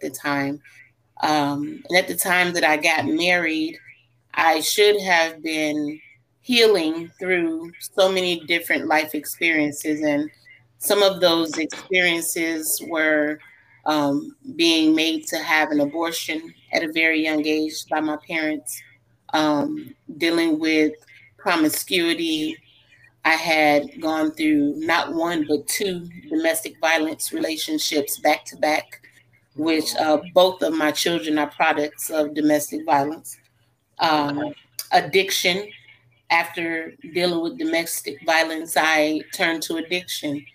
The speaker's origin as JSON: {"language": "English", "region": "Illinois", "country": "United States", "said": "I am originally from Illinois"}